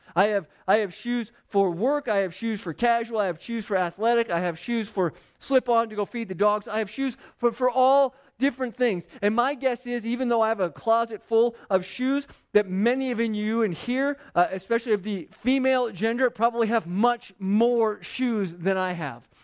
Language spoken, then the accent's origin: English; Phoenix, Arizona, United States; I grew up in Phoenix where the ground was, like, a thousand degrees all the time